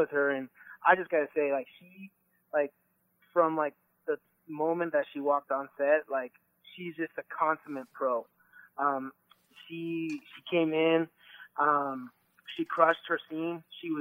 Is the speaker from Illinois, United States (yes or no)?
no; Phoenix, Arizona, United States; My family's from Mexico. And I grew up in Phoenix